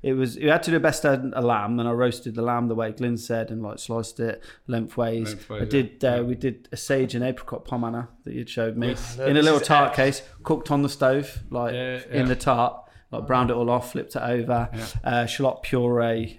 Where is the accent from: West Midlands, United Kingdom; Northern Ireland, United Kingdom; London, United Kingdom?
West Midlands, United Kingdom; Coventry; I'm from Coventry